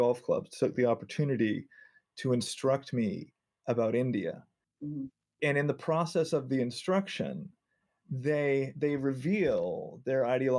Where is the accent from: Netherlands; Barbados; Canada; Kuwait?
Canada; I have a passport from the United Kingdom through my father, who was born in England, and I have a Canadian passport. I was born in Canada.